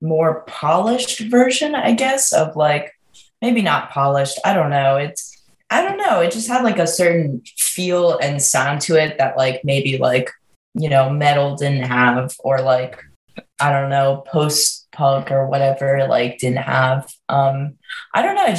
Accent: Maryland, United States; I grew up in Maryland, but I've moved around a lot, but mainly stayed like 30, 40 minutes outside of the city.

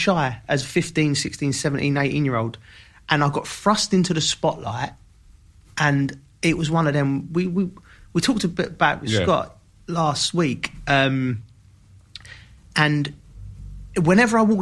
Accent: London, United Kingdom; I'm from Kentish Town, so big Arsenal community. I love Wrighty growing up.

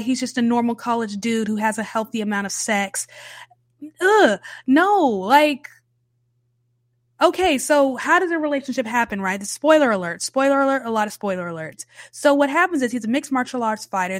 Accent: the South, United States; I'm a Southern baby, okay? Born and raised in the South, cornbred Southern

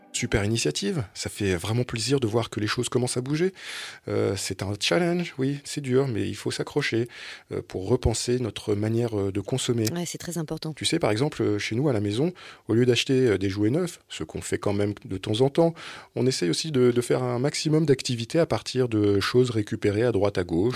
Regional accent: Drôme, Auvergne-Rhône-Alpes, France; moved away; je suis dromois

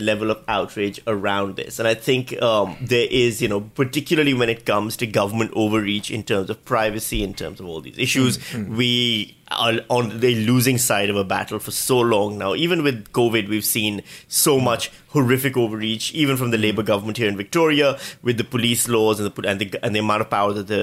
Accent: Pakistan; now in Australia; I come from Pakistan where voter ID is standard

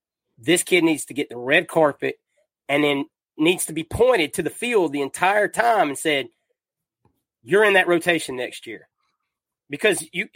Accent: Atlanta, Georgia, United States; I'm from the Atlanta area.

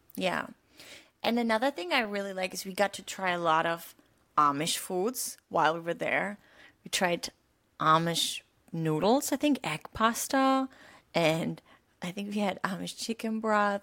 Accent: Rhineland, Germany; now in Florida, United States; I'm from the Rhineland

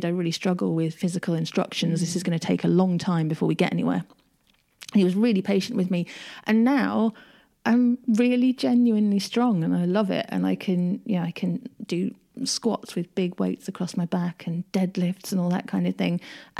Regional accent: United Kingdom; I am very British

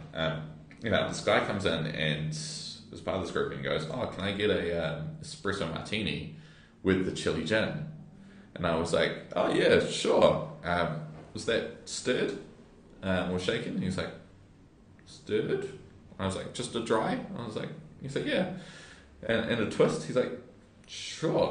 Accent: Waikato Beach, New Zealand; now in Wellington, New Zealand; growing up in Waikato Beach

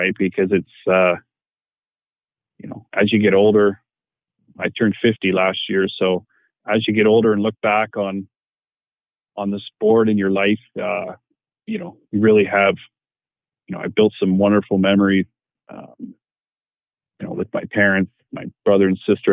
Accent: Canada; being Canadian

